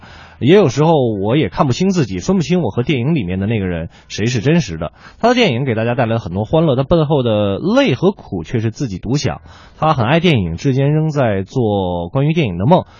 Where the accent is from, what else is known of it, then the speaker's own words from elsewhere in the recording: Beijing, China; accent: Beijing dialect; 咱们北京话